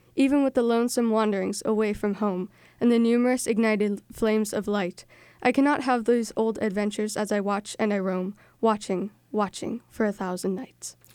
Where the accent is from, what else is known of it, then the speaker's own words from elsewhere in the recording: North Reading, Massachusetts, United States; I am from North Reading, and I am in seventh grade